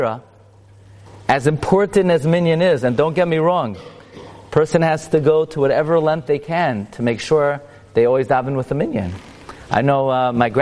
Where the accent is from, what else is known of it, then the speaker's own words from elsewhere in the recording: New York City, New York, United States; I grew up in Brooklyn.